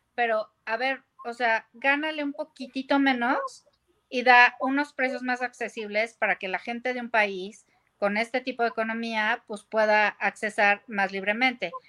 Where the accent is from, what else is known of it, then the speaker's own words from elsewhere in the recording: Mexico; nosotros somos de Norteamérica